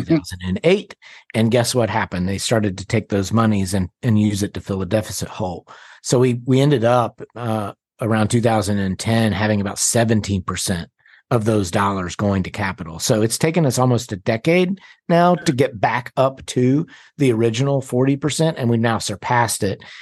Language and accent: English; North Carolina, United States; also born or lived in Washington, D.C.; I'm from North Carolina. I went to D C for about five years, and then I moved back in ninety-nine